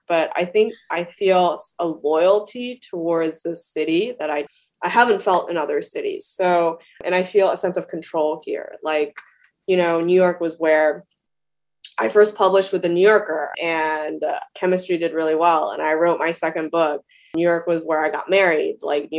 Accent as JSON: {"language": "English", "country": "Australia", "tie": "born or raised there", "also_born_or_lived": "China / Canada", "lives_now": "United States", "said": "I was born in China. I went to elementary school in Australia, Canada. I came to the United States."}